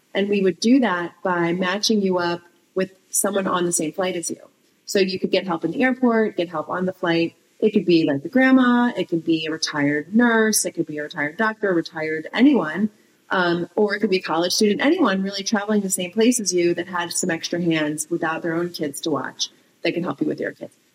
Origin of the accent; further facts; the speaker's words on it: East Coast, United States; moved away as an adult; also born or lived in Southern California; I grew up on the East Coast, but I lived in Cal- moved to California when after I met my husband.